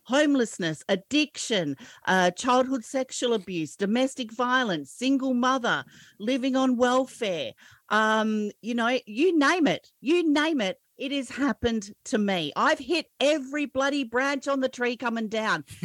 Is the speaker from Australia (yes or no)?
yes; Australia; I'm an Aussie